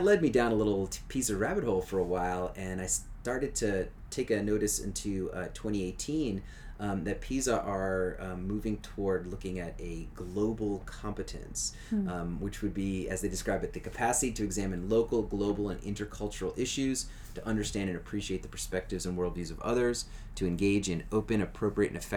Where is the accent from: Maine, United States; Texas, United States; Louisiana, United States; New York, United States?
Louisiana, United States; growing up in Louisiana